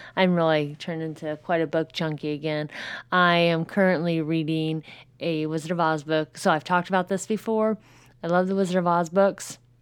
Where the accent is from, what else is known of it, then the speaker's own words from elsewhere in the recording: Southern Indiana, United States; I'm from Southern Indiana